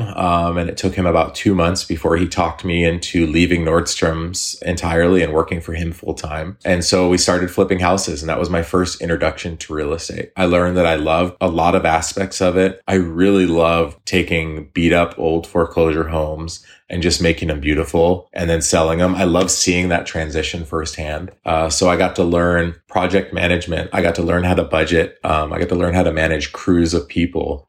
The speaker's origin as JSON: {"language": "English", "town": "Eugene", "region": "Oregon", "country": "United States", "tie": "born or raised there", "also_born_or_lived": "Hawaii", "said": "I grew up in Eugene. So I, I went to school here. I lived here for a long time, high school, a couple years of college."}